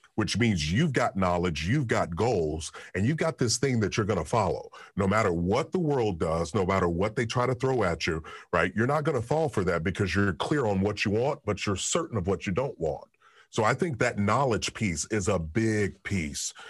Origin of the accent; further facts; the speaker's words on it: Kentucky, United States; I'm from Kentucky